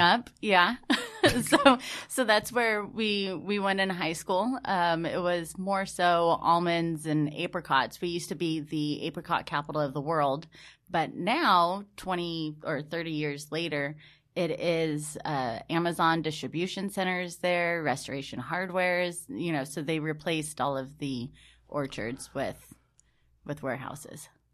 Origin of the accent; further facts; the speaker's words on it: Patterson, California, United States; I grew up in this small little town called Patterson